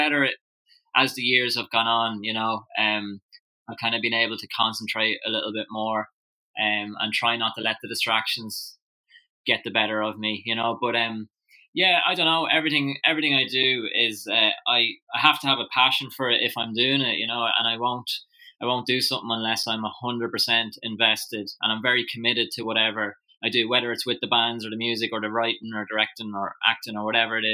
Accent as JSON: {"language": "English", "town": "Drogheda", "region": "County Louth", "country": "Ireland", "tie": "born or raised there", "said": "I was born in Drogheda originally, and then my family moved out to the countryside just outside Drogheda when I was about 5. So I still went to school in Drogheda"}